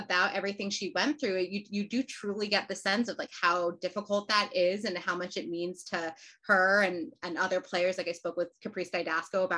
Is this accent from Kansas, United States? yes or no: no; New York, United States; I'm from New York, so the local team is Sky Blue, now Gotham.